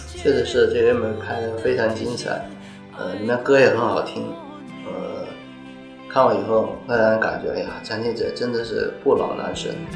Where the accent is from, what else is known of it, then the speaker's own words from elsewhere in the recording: China; also born or lived in Guangzhou; 曾经我们中国人也是很注重家庭的